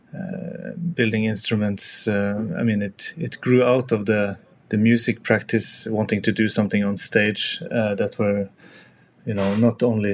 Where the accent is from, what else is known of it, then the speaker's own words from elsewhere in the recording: Tromsø, Troms, Norway; I grew up in Tromsø